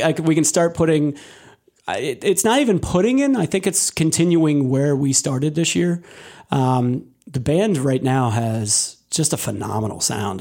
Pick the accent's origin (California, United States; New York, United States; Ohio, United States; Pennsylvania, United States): Pennsylvania, United States; Delaware County; also born or lived in Lancaster, Pennsylvania; I was originally from Delaware County